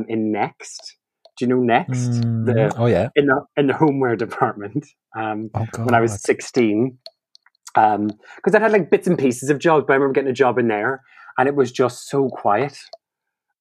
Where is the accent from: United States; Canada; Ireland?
Ireland; Donegal, Ulster; now in London, United Kingdom; comedy writer from Donegal in Ireland, but now residing in lovely London town.